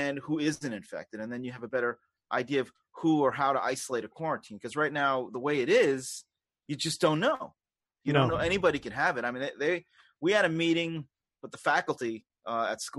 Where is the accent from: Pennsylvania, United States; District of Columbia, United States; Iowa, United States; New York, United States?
New York, United States; New York City; accent: Queens; moved away as an adult; now in upstate New York, United States; I was born in Queens, so that's the accent that you're hearing.